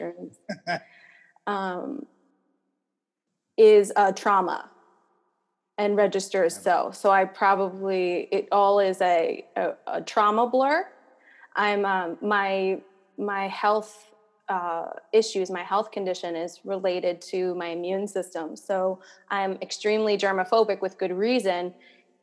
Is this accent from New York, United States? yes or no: yes; New York City, New York, United States; I was born and raised in New York